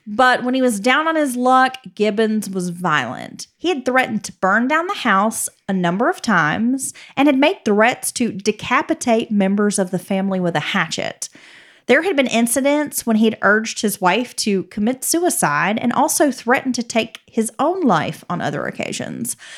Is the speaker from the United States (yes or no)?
yes; Appalachia, United States; growing up in the South and in Appalachia specifically, we come from, like, big families that live very close to each other.